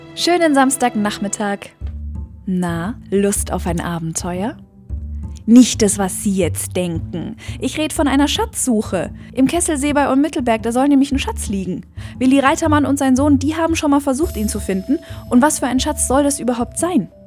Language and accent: German; Allgäu, Germany; Es ist so beschaulich bei uns im Allgäu.